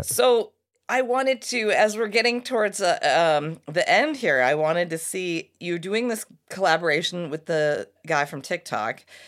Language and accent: English; United States; I'm a couple generations here American, but my mom's Irish family